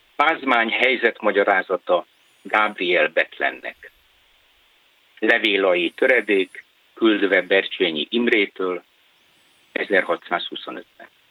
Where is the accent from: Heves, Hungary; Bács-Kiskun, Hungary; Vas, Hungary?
Vas, Hungary; Körmend; born or raised there; moved away as an adult; also born or lived in Budapest / Budakeszi